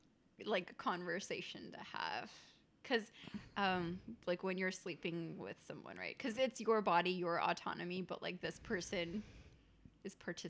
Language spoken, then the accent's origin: English; India; Yeah, I'm Indian.